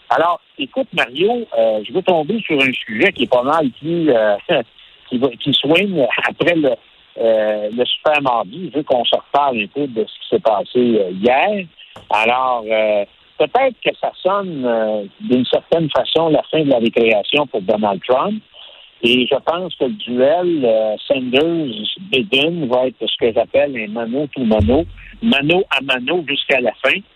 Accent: Quebec, Canada

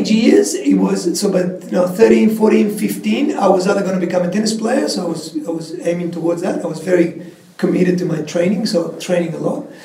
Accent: Patagonia, Argentina; Like most people understand that the Andes are there and there's always kind of snow and huge mountains. But I come from actually th

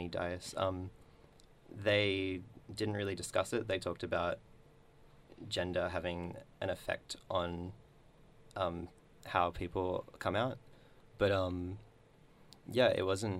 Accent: Darwin, Northern Territory, Australia; moved away; when I was growing up in Darwin. I'm not growing up, but before I moved from Darwin

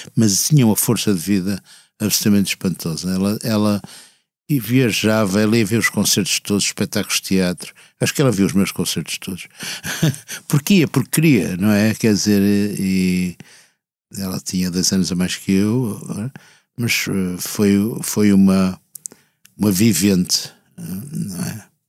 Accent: Porto, Norte, Portugal; moved away as an adult; now in Lisbon, Portugal; vivi até aos 20 anos no Porto e quando vou lá inclusive começa a recuperar certa uma música, não é bem sotaque

